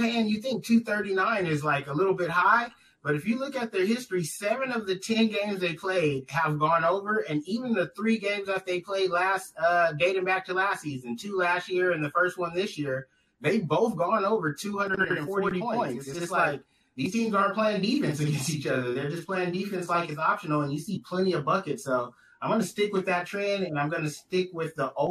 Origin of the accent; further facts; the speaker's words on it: Southern California, United States; I'm from Southern California